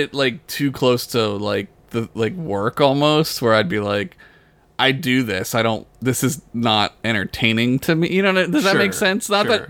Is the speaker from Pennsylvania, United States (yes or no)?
yes; Philadelphia, Pennsylvania, United States; accent: Philly; I get a little Philly every now and then if I drink, too.